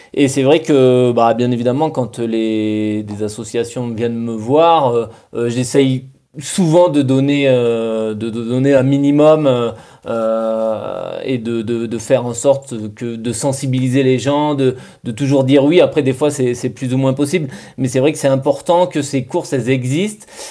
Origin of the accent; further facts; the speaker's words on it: Bergerac, Nouvelle-Aquitaine, France; chez nous à Bergerac